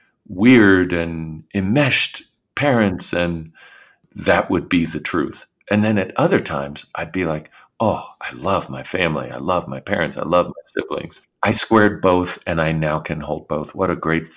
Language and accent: English; Washington, District of Columbia, United States; I grew up in Washington, D.C., and I was the third of four kids.